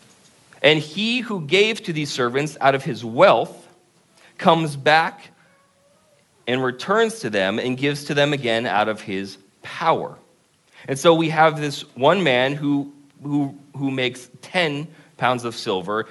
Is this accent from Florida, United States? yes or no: no; Vermont, United States; now in Concord, United States; we're from Vermont, so for us, it's a really big city